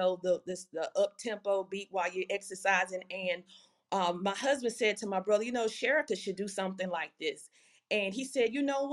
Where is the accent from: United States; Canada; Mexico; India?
United States; Louisiana; I'm from Louisiana.